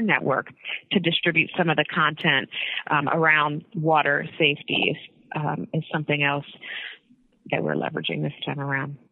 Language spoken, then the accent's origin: English; Northeast Ohio, United States; I'm from Northeast Ohio